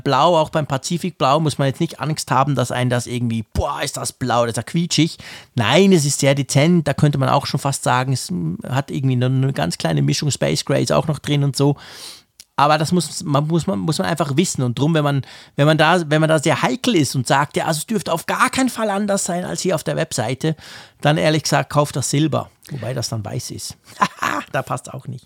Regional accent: Switzerland; bei uns in der Schweiz

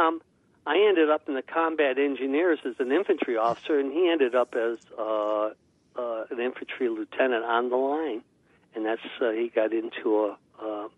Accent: Cleveland, Ohio, United States; moved away as an adult; I was born in Cleveland, Ohio, back in 1947

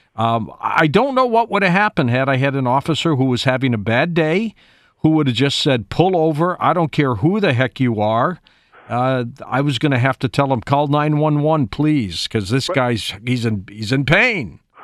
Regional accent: Detroit, Michigan, United States; I'm from Detroit

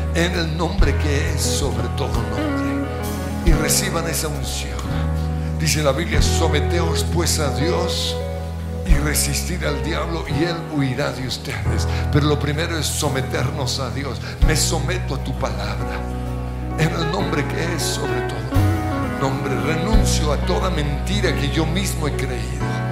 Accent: Colombia; como colombianos, como cristianos

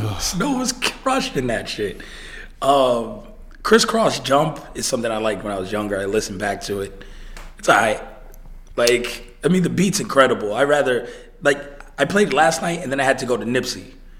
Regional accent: New York, United States; And I'm from New York.

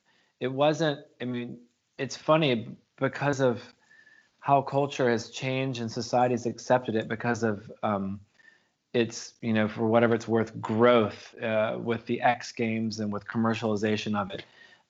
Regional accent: the South, United States; I mean, as a kid growing up in the American South, like we never spoke about politics and religion with people that we didn't know

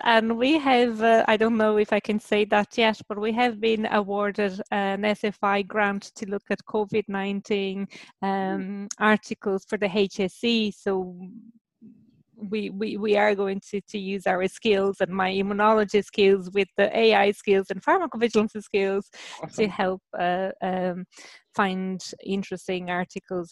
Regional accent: Brazil; moved away as an adult; also born or lived in Germany / London, United Kingdom; now in Ireland; I was born in Brazil, and so I did my undergrad in between Brazil and Germany, and then I moved to the UK, to London

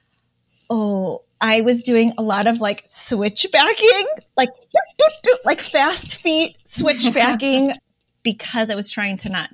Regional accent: Minnesota, United States; now in Indiana, United States; I feel like I'm from Minnesota

